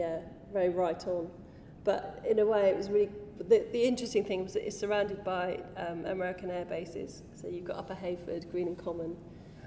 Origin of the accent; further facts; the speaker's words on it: Oxford, South East England, United Kingdom; Growing up in Oxford was very idyllic because we cycled